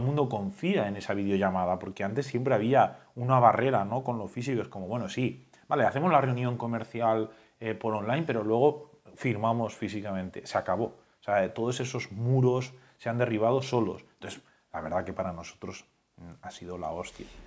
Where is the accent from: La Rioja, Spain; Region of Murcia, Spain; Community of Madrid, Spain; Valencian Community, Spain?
La Rioja, Spain; como buen riojano